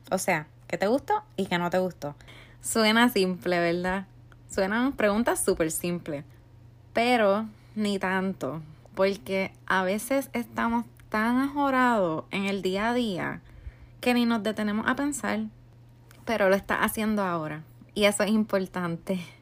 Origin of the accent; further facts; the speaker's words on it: Puerto Rico; now in United States; yo soy de Puerto Rico y resido en Estados Unidos